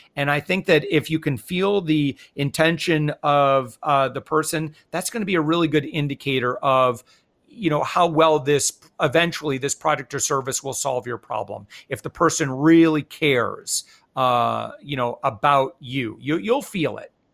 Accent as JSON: {"language": "English", "region": "West Michigan", "country": "United States", "also_born_or_lived": "Hawaii", "moved": "yes", "said": "I'm originally from West Michigan"}